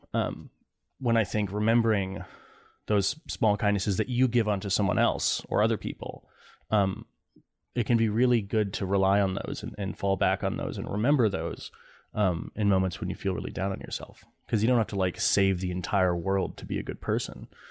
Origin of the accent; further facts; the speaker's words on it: East Lansing, Michigan, United States; also born or lived in Connecticut; I grew up in East Lansing where, uh, you know, where Michigan State is